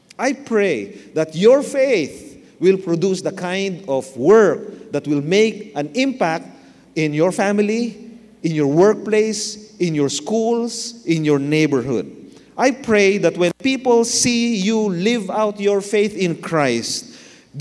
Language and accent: English; Manila, Metro Manila, Philippines; I was born in Manila, Tondo, Manila. I grew up in Manila.